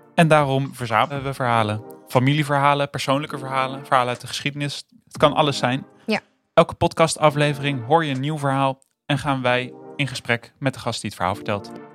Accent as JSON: {"language": "Dutch", "town": "Rotterdam", "region": "South Holland", "country": "Netherlands", "tie": "born or raised there", "moved": "yes", "lives_now": "Arnhem, Netherlands", "said": "Ik ben in Rotterdam geboren en ik woon nu in Arnhem."}